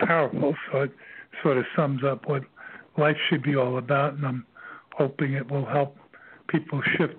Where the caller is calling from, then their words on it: Virginia, United States; I'm calling from Virginia